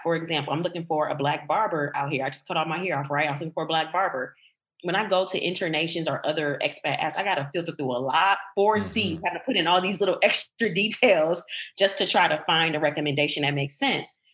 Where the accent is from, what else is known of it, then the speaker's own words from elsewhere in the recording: Detroit, Michigan, United States; moved away as an adult; also born or lived in Portugal; I was growing up in Detroit